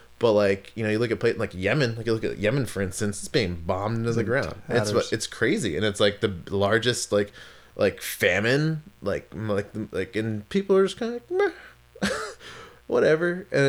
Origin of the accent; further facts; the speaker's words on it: Maryland, United States; also born or lived in California; because when I lived in California, people always thought I was either from like San Francisco or San Diego. I'm like, no, I'm from Maryland.